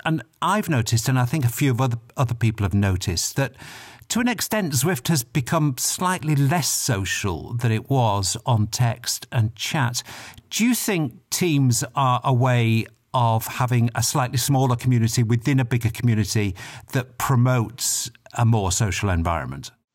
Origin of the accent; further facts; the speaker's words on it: United Kingdom; I'm British